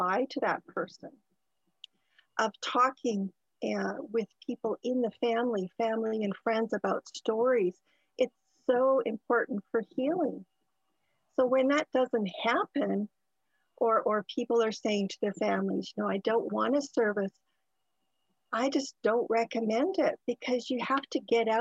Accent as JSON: {"language": "English", "country": "Canada", "tie": "born or raised there", "said": "I was born in Canada, an only child"}